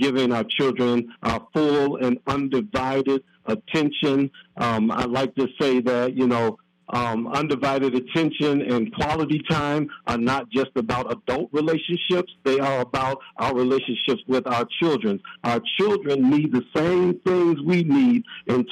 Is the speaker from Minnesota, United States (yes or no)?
yes; Minneapolis, Minnesota, United States; I'm born and raised in Minneapolis, grew up on the south